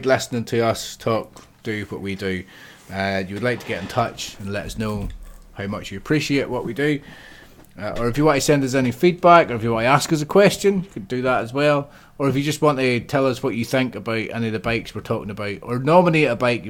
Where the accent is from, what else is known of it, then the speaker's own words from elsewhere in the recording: Northern Ireland, United Kingdom; I'm from Northern Ireland